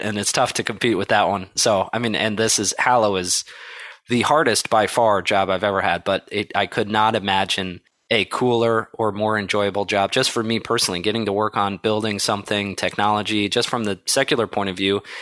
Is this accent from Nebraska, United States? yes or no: no; Columbus, Ohio, United States; moved away as an adult; also born or lived in South Bend, Indiana / Chicago, Illinois; I grew up in Columbus, Ohio